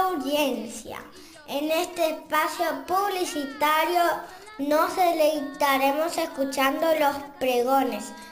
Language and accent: Spanish; Argentina; estos sucesos tan importantes que nos interesan como argentinos